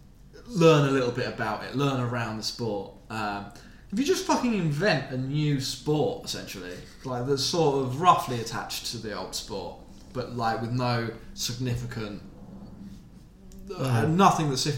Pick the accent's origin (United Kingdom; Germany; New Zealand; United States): United Kingdom; South of England; me and Ross, we are born in the South of England.